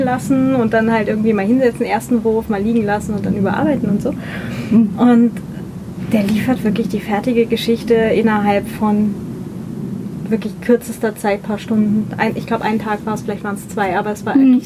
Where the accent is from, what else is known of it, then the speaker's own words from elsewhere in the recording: Northern Germany, Germany; now in Vienna, Austria; Ich komme aus Norddeutschland